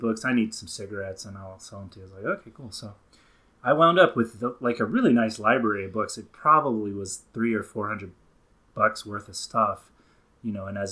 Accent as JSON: {"language": "English", "region": "the Bible Belt", "country": "United States", "tie": "born or raised there", "said": "I grew up down in the Bible Belt"}